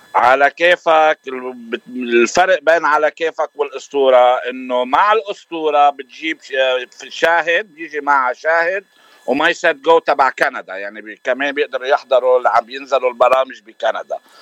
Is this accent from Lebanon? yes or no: yes; Lebanon; now in New Jersey, United States; انا صار لي من سنه 86 ومن لبنان